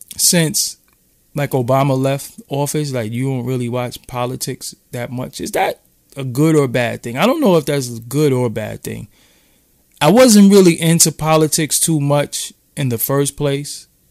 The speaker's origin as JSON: {"language": "English", "town": "New York City", "region": "New York", "country": "United States", "said": "I'm from downtown Brooklyn"}